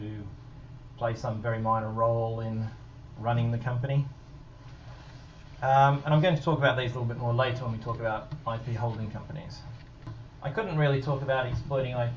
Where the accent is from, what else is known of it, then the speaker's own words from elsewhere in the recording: Australia; moved away; Australia, my home country